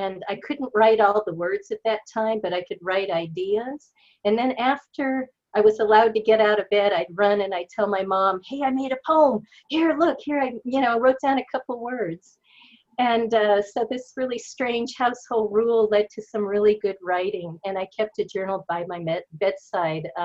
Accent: Pasadena, California, United States; I grew up in Pasadena, California

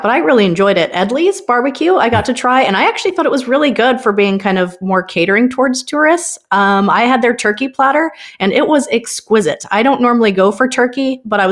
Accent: Spokane, Washington, United States; I'm actually originally from Spokane, Washington

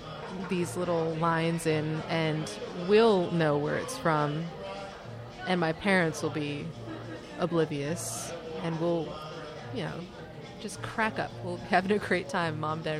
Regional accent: New York City, New York, United States; I wish I could say because, I'm a New Yorker, I don't drive

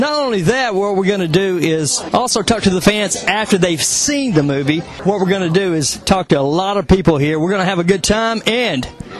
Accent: Tennessee, United States; I'm from Tennessee.

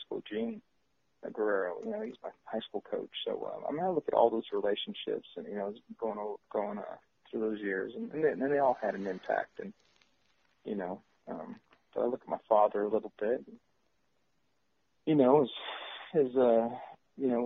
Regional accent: San Jose, California, United States; I'm from San Jose

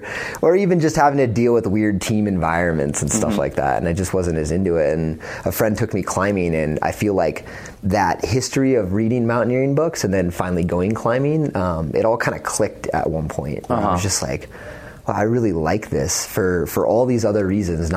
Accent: Northern California, United States; I grew up in Northern California

